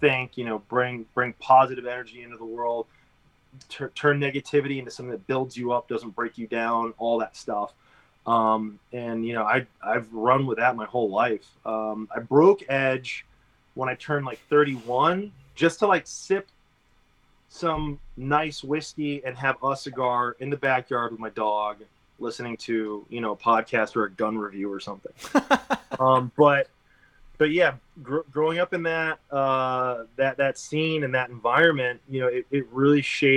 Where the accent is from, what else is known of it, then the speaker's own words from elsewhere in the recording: Connecticut, United States; now in Austin, United States; I grew up in Connecticut